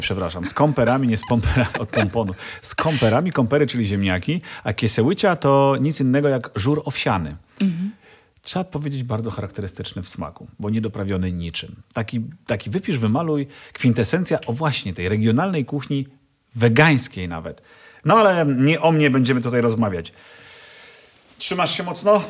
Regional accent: eastern Poland, Poland; Ja jestem e, ze wschodu, więc e, tam się urodziłem.

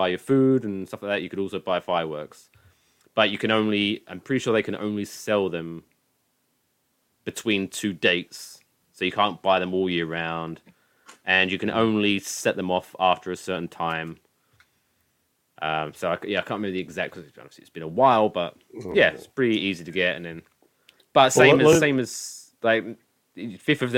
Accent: England, United Kingdom; moved away as an adult; now in New Jersey, United States; I'm an English person who has only been living here for 5 years

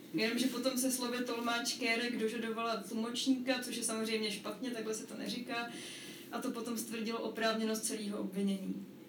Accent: Prague, Czechia; pocházím z Prahy a jsem v podstatě jakoby tímhle samozřejmě ovlivněná

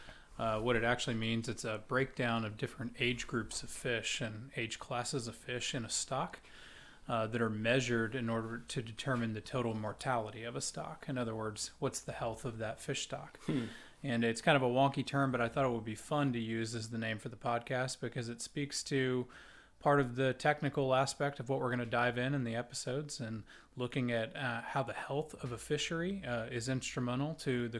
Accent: Corpus Christi, Texas, United States; I grew up in Corpus Christi, Texas. Grew up on the coast

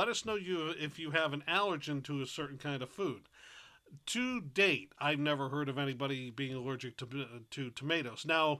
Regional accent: New England, United States; I'm a native New Englander

